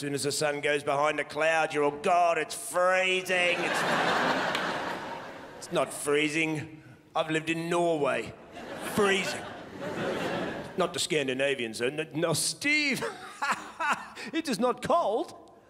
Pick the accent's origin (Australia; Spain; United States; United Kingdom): Australia; moved away; I'm originally from Australia. And I know, I don't look as though I'm from Australia. I look like some kind of Hungarian Jew.